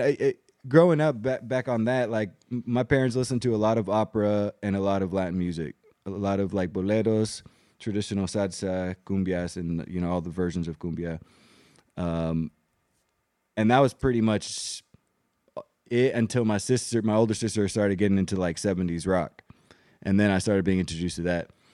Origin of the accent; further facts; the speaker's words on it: Germany; moved away; growing up in Germany, but having these very traditional, uh, Puerto Rican and Colombian traditions with us